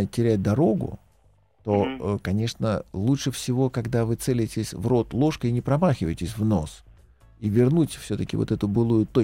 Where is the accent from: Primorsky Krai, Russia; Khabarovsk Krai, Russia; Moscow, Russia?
Moscow, Russia; Я москвич, да.